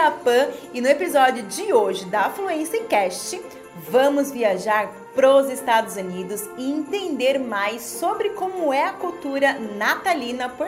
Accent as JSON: {"language": "Portuguese", "country": "Brazil"}